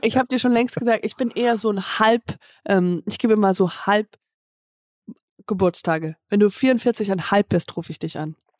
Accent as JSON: {"language": "German", "town": "Höhr-Grenzhausen", "region": "Rhineland-Palatinate", "country": "Germany", "moved": "yes", "said": "bei meinem Vater, in Hörkranzhausen, also ähm, in der, im, im Dorf, wo ich herkomme"}